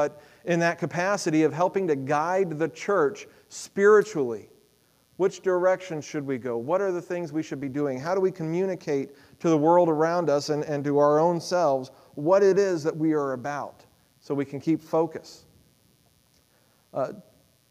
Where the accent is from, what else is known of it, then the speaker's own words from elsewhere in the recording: Texas, United States; moved away as an adult; I came from Texas